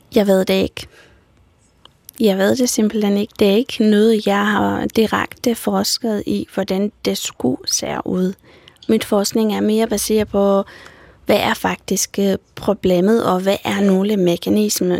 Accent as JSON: {"language": "Danish", "country": "Romania", "tie": "born or raised there", "second_language": "Danish", "moved": "as an adult", "lives_now": "Denmark", "said": "jeg er født i en lille landsby i Rumænien, og jeg er flyttet her til Danmark for tolv år siden"}